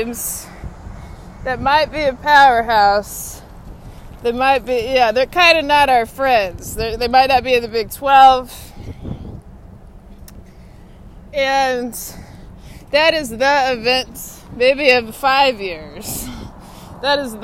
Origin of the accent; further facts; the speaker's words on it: Austin, Texas, United States; now in Washington, D.C., United States; my hometown is Austin